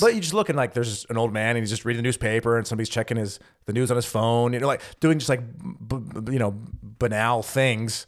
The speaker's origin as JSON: {"language": "English", "region": "California", "country": "United States", "also_born_or_lived": "Missouri", "moved": "as an adult", "lives_now": "Germany", "said": "I'm from California"}